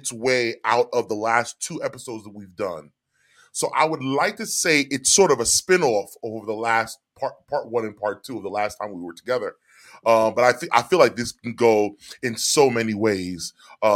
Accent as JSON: {"language": "English", "town": "New York City", "region": "New York", "country": "United States", "tie": "born or raised there", "also_born_or_lived": "Orange, New Jersey"}